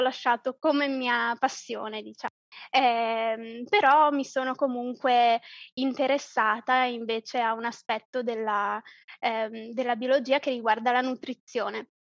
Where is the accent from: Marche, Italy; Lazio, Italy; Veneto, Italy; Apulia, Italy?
Veneto, Italy; province of Treviso; moved away as an adult; also born or lived in Calabria (ancestry); now in Poland; io sono italiana, di origine calabrese, ma nata nel nord, nel, in Veneto, provincia di Treviso, però da due anni vivo in Polonia